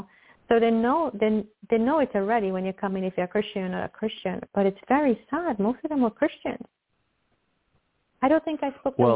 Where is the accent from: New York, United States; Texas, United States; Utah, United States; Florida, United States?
New York, United States; also born or lived in Locust Valley, New York; I'm from New York